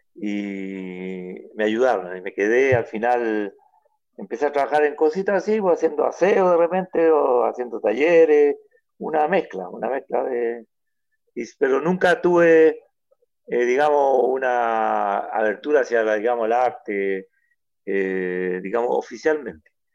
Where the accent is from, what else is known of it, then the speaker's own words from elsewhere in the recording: Mejillones, Antofagasta, Chile; yo soy de Mejillones